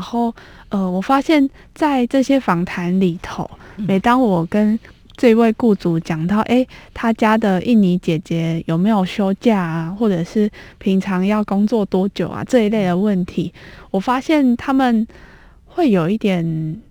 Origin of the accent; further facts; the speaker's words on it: Tainan, Taiwan; now in Taipei, Taiwan; 平常我过年我也都会离开台北回嗯。我的家，台南